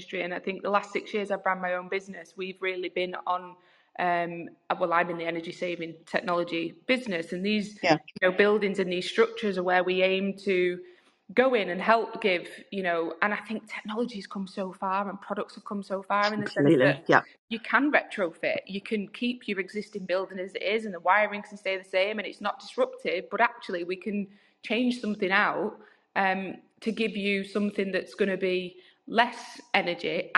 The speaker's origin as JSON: {"language": "English", "country": "United Kingdom", "said": "as British people"}